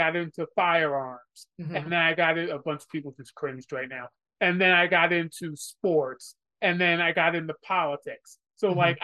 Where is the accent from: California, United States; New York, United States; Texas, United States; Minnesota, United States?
New York, United States; I'm from New York, so the Yankees are sort of like the big team.